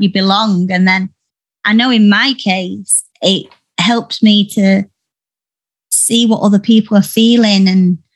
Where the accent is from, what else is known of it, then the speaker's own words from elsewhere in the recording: Yorkshire and the Humber, United Kingdom; where I'm from. I am from Yorkshire, and a lot of the women are so strong and they say what they want regardless. So I've always been brought up doing